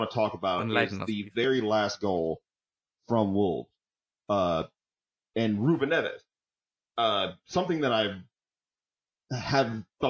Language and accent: English; United States; because I'm an American